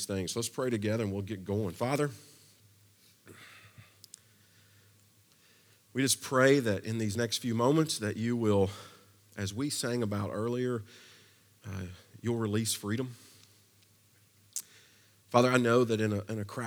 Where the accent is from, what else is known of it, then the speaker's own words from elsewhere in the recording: Kentucky, United States; also born or lived in Versailles, Kentucky; now in Nashville, United States; I've been here a long time, but I'm originally from Kentucky, which means growing up, I grew up on a steady diet of two things.